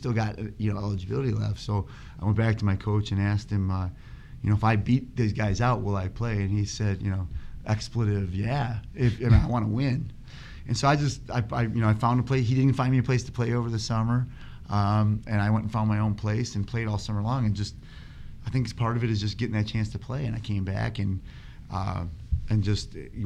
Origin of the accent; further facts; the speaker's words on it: Minooka, Illinois, United States; moved away as an adult; now in Arizona, United States; I grew up in a little town called Minooka, Illinois, outside of Joliet